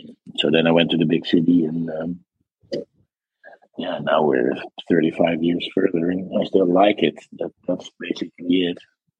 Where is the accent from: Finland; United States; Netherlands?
Netherlands; English is a second language; You wouldn't know the difference probably, but they make dark, nice, edgy stuff there.